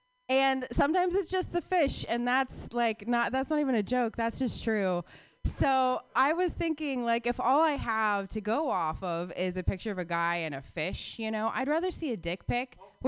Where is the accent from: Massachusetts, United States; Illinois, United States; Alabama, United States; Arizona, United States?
Arizona, United States; Phoenix; I grew up in Phoenix, Arizona.